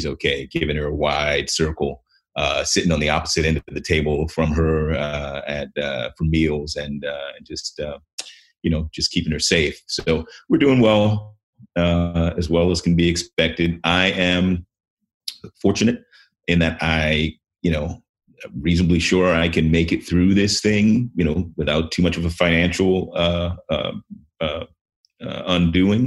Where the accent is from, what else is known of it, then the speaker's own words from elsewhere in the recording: Washington, District of Columbia, United States; moved away; I grew up in Washington, D.C.